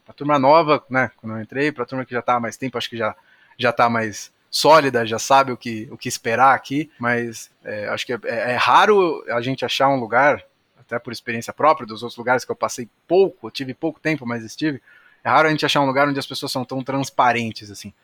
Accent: São Paulo, Brazil; moved away as an adult; now in Jundiaí, Brazil; Eu sou de São Paulo

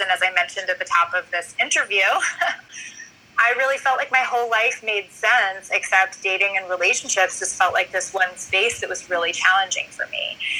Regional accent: New York City, New York, United States; now in Washington D.C., United States; I grew up in New York City. I'm a New York City girl

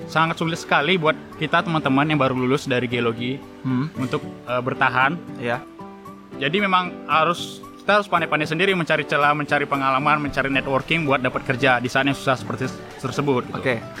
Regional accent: Pekanbaru, Riau, Indonesia; born there; Namun karena karena aku memang lahir di Pekanbaru

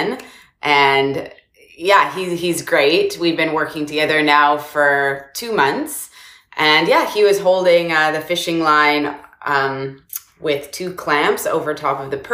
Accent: Victoria, British Columbia, Canada; moved away as an adult; also born or lived in Montreal, Canada / Toronto, Canada; now in United States; when I was a kid, I grew up on Victoria, British Columbia Island

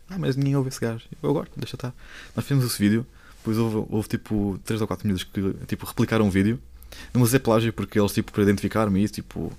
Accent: Lisbon, Portugal; sou de Lisboa

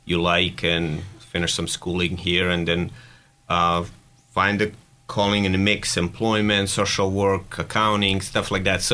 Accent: Sarajevo, Federation of Bosnia and Herzegovina, Bosnia & Herzegovina; moved away as an adult; now in Erie, United States; I'm from Sarajevo, which is capital of Bosnia and Herzegovina.

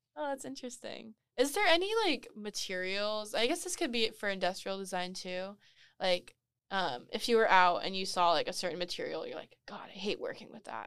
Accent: Moreno Valley, California, United States; moved away as an adult; now in Long Beach, United States; I'm also from Moreno Valley

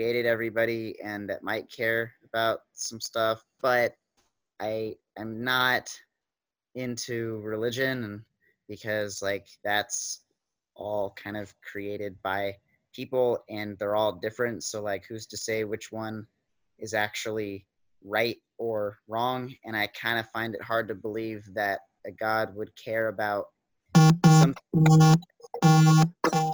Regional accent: Kentucky, United States; I'm from Kentucky.

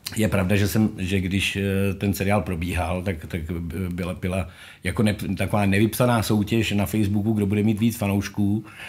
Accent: Ústí nad Labem, Ústí nad Labem Region, Czechia; Já jsem z Ústí nad Labem, rodák, hmm. lokal patriot.

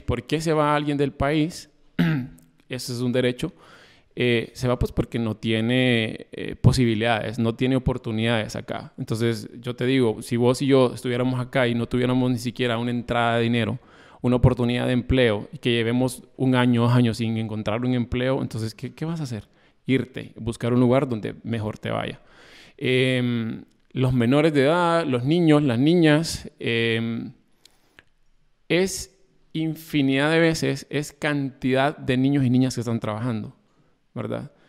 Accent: Honduras; como hondureños que somos

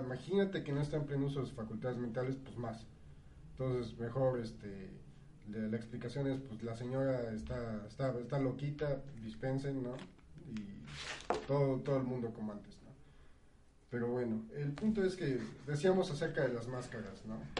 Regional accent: Mexico

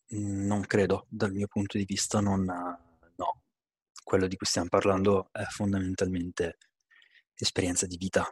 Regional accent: Bergamo, Lombardy, Italy; sono di Bergamo

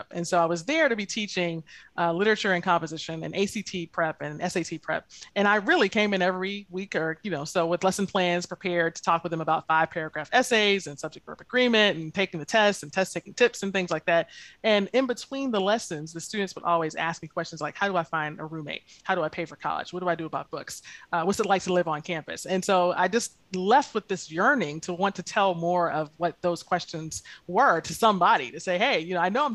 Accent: Lake City, Florida, United States; I grew up in rural Lake City, Florida, which is definitely North Florida

